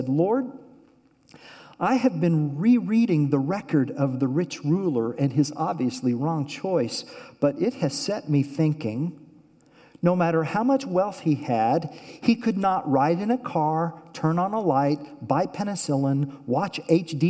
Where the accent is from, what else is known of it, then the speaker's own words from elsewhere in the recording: Oklahoma, United States; I'm from Oklahoma